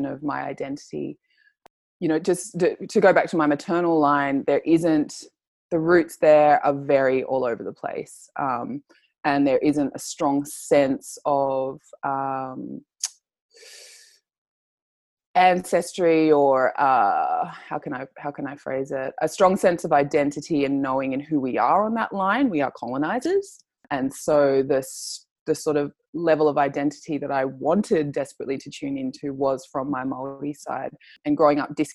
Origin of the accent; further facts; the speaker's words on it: Sydney, New South Wales, Australia; I was born here in Australia, in Sydney